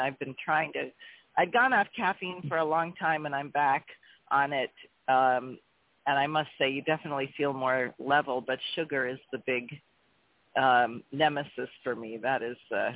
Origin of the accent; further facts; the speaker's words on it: Maine, United States; also born or lived in Cleveland, Ohio / Albuquerque, New Mexico; I grew up in Maine largely, but moved around because my father was doing his residency